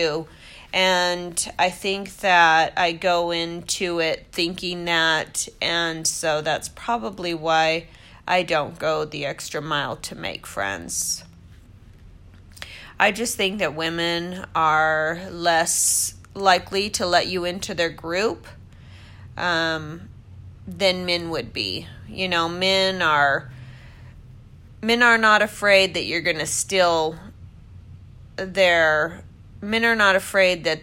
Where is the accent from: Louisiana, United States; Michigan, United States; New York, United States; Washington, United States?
Washington, United States; moved away as an adult; also born or lived in Newport Beach, California; I was born and raised in Washington State